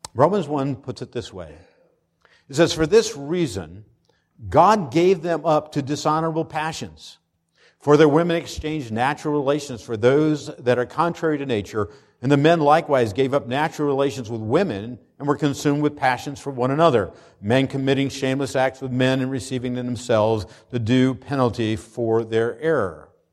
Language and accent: English; Pennsylvania, United States; moved away; When I was growing up in Pennsylvania